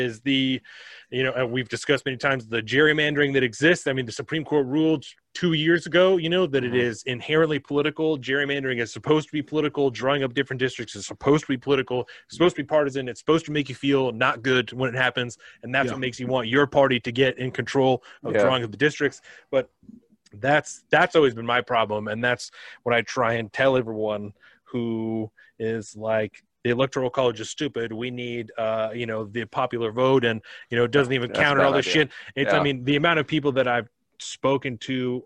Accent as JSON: {"language": "English", "region": "Washington", "country": "United States", "said": "we're from Washington"}